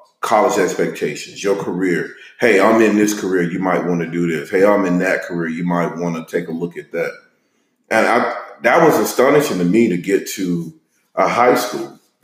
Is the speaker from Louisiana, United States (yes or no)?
yes; Monroe, Louisiana, United States; moved away as an adult; also born or lived in Austin suburbs, Texas; now in Austin, United States; Growing up in Monroe, Louisiana, I attended an all-black elementary, an all-black middle school, an all-black high school